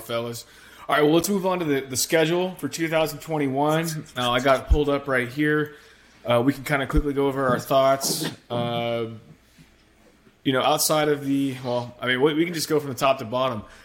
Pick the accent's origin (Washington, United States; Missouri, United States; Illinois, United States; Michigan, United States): Washington, United States; Seattle; moved away as an adult; now in Austin, United States; born and raised in Seattle